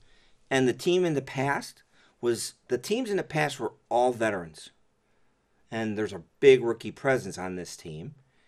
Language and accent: English; Chicago, Illinois, United States; We're from Chicago, by the way